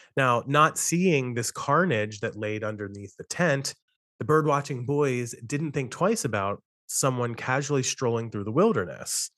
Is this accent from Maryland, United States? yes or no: yes; Western Maryland, United States; I grew up in Western Maryland where I'm living at the moment